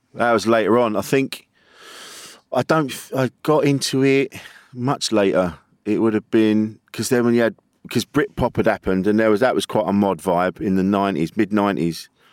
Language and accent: English; Orpington, South East England, United Kingdom; Alpington in Kent